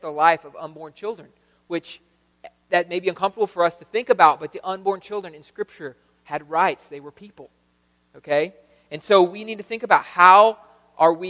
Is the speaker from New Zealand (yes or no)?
no; United States; in America, just by being American